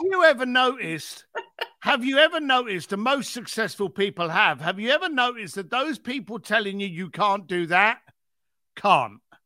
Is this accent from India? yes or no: no; London, United Kingdom; moved away as an adult; now in Los Angeles, United States; I was a bricklayer from East London